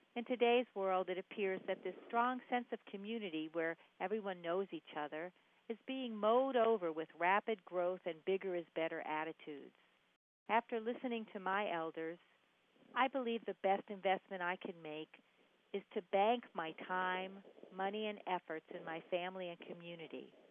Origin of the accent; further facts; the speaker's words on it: New York City, New York, United States; now in Charlotte, United States; I grew up in New York City.